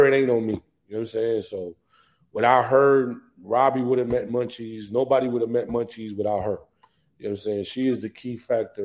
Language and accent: English; New Jersey, United States; moved away as an adult; now in Atlanta, United States; I'm from Jersey. Like, you know what I'm saying? I was raised in Jersey